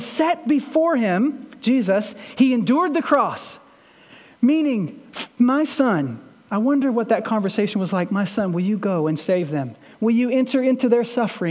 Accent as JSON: {"language": "English", "town": "Shepherdsville", "region": "Kentucky", "country": "United States", "said": "I'm from Shepherdsville"}